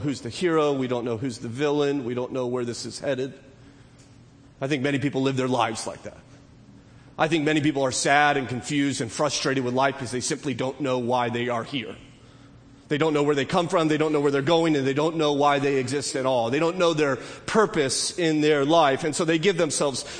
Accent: California, United States; I'm a Californian

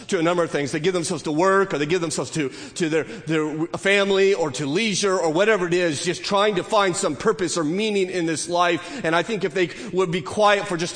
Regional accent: California, United States; I'm a Californian

